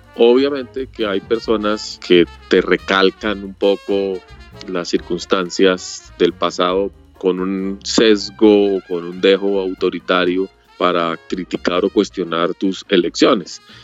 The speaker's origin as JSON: {"language": "Spanish", "country": "Colombia", "said": "estoy aquí en mi tierra"}